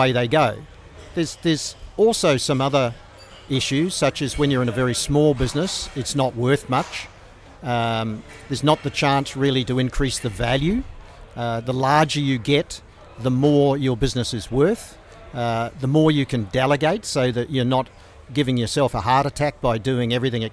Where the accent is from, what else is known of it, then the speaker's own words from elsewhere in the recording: New Zealand; moved away as an adult; now in Australia; I'm originally from New Zealand. That was many, many years ago. Come from a farming area